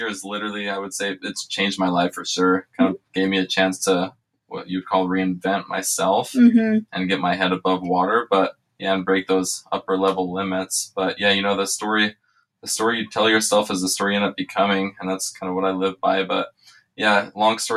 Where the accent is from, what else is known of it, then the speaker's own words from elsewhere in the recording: Richmond, Indiana, United States; now in Las Vegas, United States; I live here in Las Vegas, born and raised in Richmond, Indiana